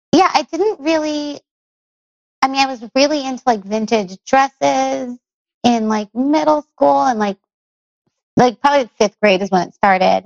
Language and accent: English; Long Beach, California, United States; I grew up in Long Beach, California